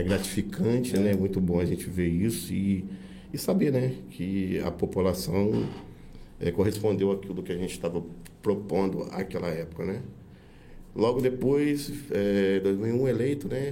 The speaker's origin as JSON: {"language": "Portuguese", "country": "Brazil", "tie": "born or raised there", "said": "Eu sou nascido em Guri, né? É, família de Murim"}